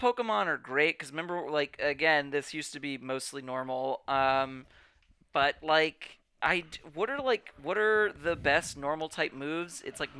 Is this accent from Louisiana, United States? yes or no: yes; New Orleans, Louisiana, United States; also born or lived in Toronto; he's also represented by my hometown guy